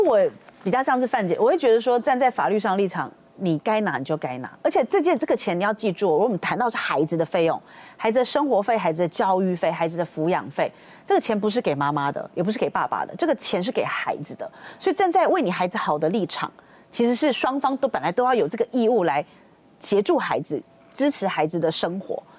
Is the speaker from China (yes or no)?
no; Taiwan; 我们台湾人的观念还是会觉得说